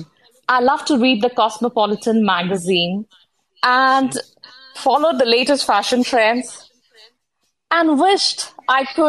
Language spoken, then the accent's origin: English; New Delhi, Delhi, India; now in Bangkok, Thailand; I'm originally from New Delhi, India, settled in Bangkok, Thailand.